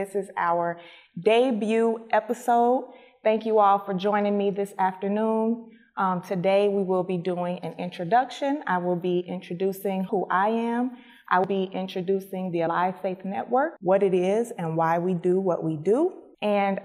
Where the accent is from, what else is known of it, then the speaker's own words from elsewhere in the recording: Chicago, Illinois, United States; I was born and raised in Chicago. I spent my childhood on the west side of Chicago and my adolescence in the south suburbs of Chicago